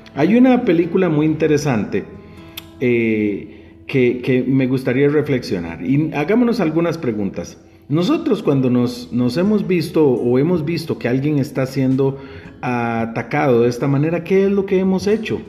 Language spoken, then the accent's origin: Spanish; Guápiles, Limón, Costa Rica; mi pueblo natal, que es Guapiles